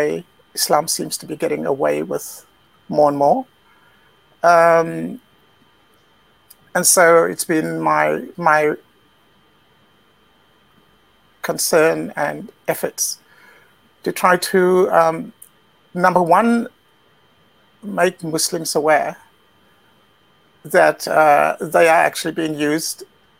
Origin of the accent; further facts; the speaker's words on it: South Africa; moved away as an adult; also born or lived in Britain / China; now in Central Europe; But I was born in South Africa, which is where I grew up, and moved to Britain as an adult.